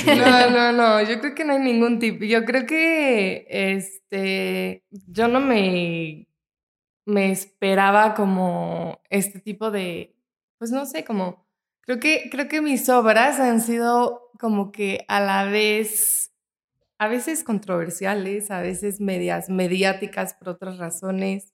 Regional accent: Mexico; nos identifica como mexicanos

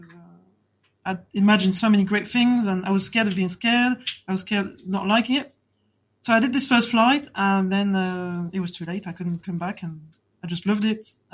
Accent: France; accent: French; English is a second language; also born or lived in Rugby, England; I was born in rugby and I came to France when I was 3 years old. So I was brought up in France during 37 years until now.

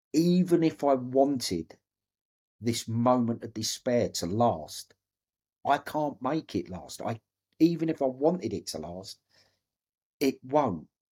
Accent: Dagenham, London, United Kingdom; I was bought, born and brought up in Dagenham.

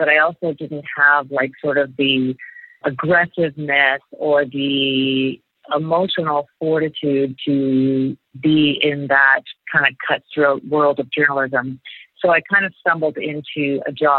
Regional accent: northern British Columbia, Canada; moved away; also born or lived in Perth, Australia; I grew up in a very small town in the northern part of British Columbia, very much a logging town, a lot of pulp mills, very Canadian experience.

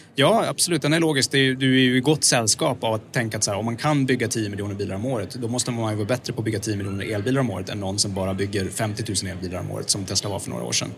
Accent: Sweden; som svensk

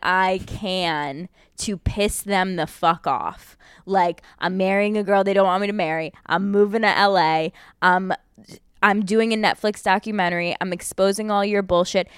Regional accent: United States; as an American

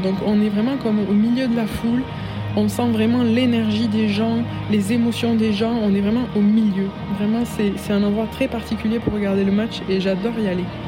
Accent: Albi, Occitania, France; moved away as an adult; also born or lived in Sheffield, United Kingdom; now in Montreal, Canada; je suis originaire d'Albi dans le sud de la France et j'habite à l'étranger depuis 2017

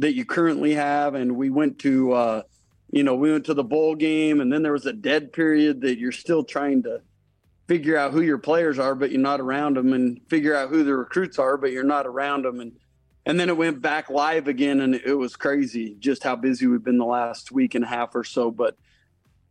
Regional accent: Lehi, Utah, United States; I grew up in Lehigh

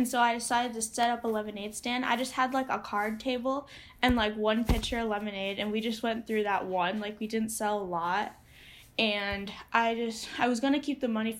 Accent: Michigan, United States; I'm going into 8th grade, and I'm from Michigan

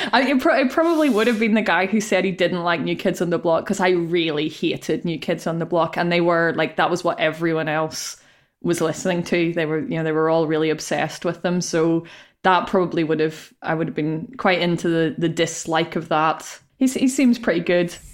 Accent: Ireland; Failure as an Irish woman, there for you.

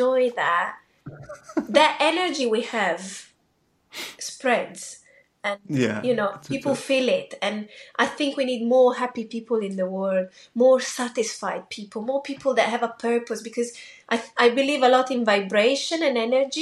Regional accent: Italy; moved away; in Italy, I grew up in Italy.

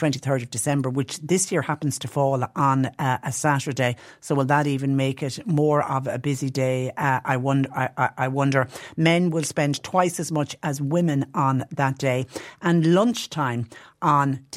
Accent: Tipperary, Munster, Ireland; growing up in Tipperary

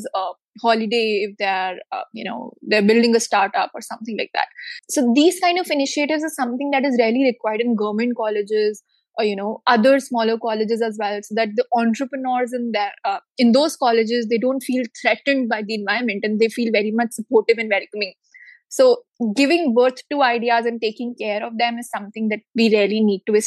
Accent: Delhi, India; I am born and brought up in Delhi

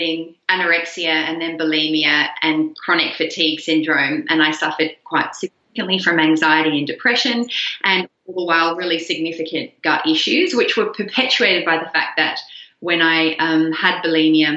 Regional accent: Australia; moved away as an adult; also born or lived in Netherlands / Canberra, Australia; because I grew up mostly in Australia

